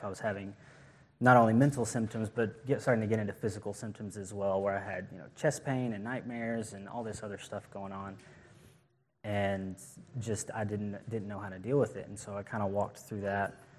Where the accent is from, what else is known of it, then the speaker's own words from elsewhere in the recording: Knoxville, Tennessee, United States; I was born here in Tennessee in Knoxville, and I grew up in a good Christian home.